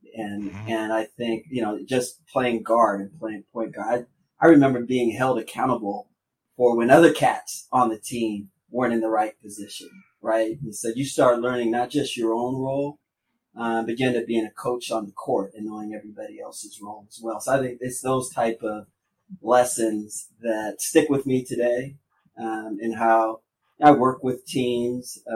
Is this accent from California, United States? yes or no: no; Anchorage, Alaska, United States; also born or lived in St. Louis, Missouri; I'm born and raised in Anchorage, Alaska, me and my people